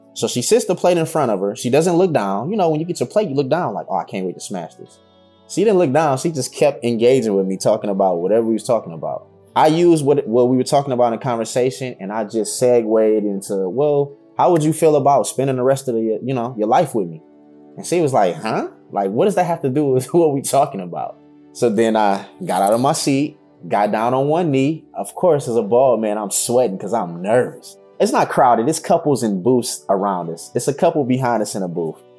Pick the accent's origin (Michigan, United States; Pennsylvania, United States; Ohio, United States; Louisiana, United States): Michigan, United States; Detroit; I'm from the west side of the best city in the planet, Detroit, Michigan.